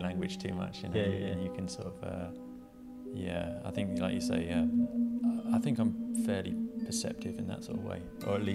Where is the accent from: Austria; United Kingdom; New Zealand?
United Kingdom; England; also born or lived in London; now in Brighton, United Kingdom; I was born in England, sort of fairly near London, and then grew up, we moved out of London and moved to the countryside and grew up in the countryside, and it was a fairly normal kind of English life